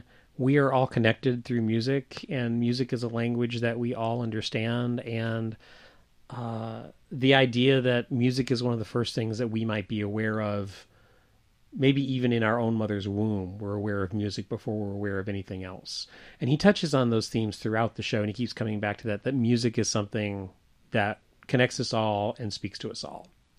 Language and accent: English; Deep South, United States; I probably heard those songs almost every day of my life. In the time that I grew up in the Deep South.